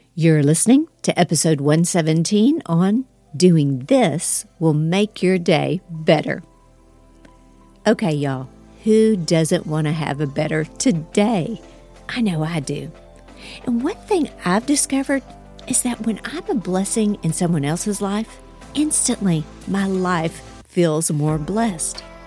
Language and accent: English; Houston, Texas, United States; now in Dallas, United States; I'm from Houston. I live in Dallas now